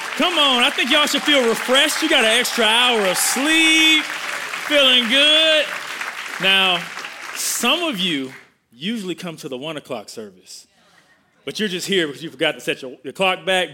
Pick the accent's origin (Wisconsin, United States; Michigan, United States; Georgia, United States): Wisconsin, United States; Milwaukee; I grew up in Milwaukee, Wisconsin.